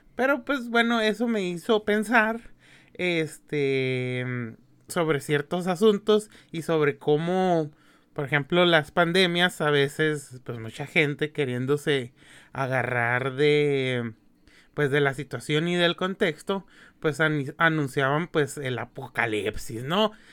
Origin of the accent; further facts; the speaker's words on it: Mexicali, Baja California, Mexico; yo que soy de aquí de Mexicali